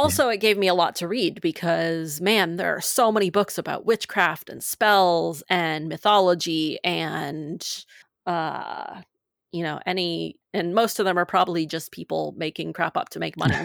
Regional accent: Maine, United States; I grew up in Maine

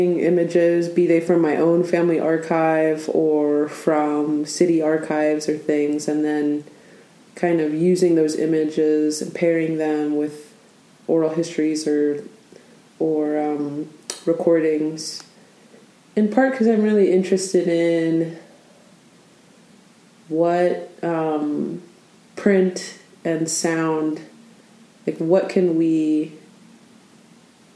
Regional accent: Oregon, United States; I was born in Oregon, where we are right now.

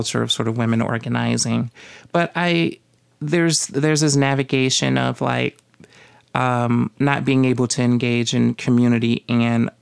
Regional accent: the South, United States; moved away; growing up in the South

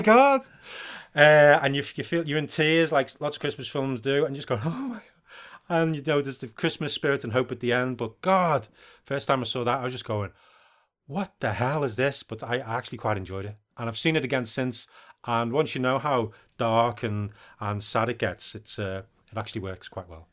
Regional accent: United Kingdom; I'm British.

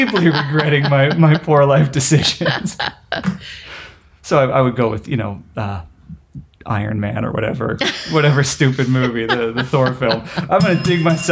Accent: Pennsylvania, United States; moved away as an adult; also born or lived in Tokyo, Japan; now in Los Angeles, United States; as a boy growing up in Pennsylvania

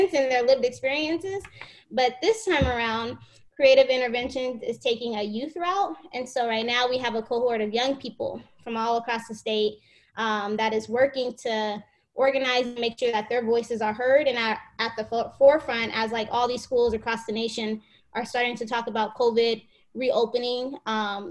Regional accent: Phoenix, Arizona, United States; I grew up in South Phoenix

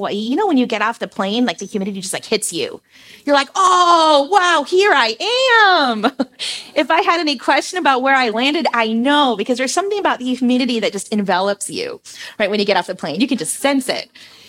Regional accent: Philippines; And I grew up in the Philippines, as many of you know

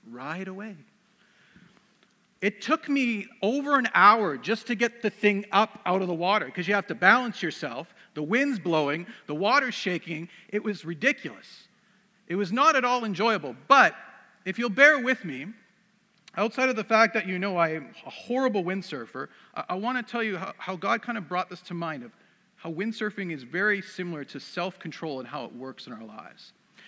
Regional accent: Surrey, British Columbia, Canada; I grew up around Vancouver, so I grew up in Surrey

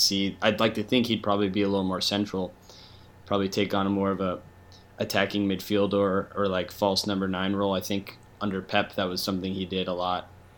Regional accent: United States

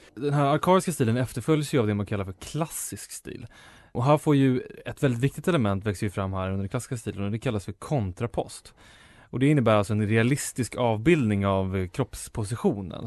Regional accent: Enköping, Uppsala County, Sweden; min hemstad Enköping

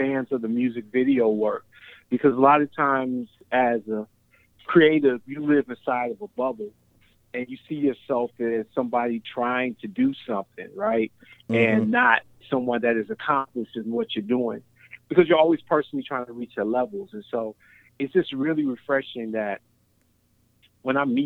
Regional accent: Cincinnati, Ohio, United States; I grew up in Cincinnati

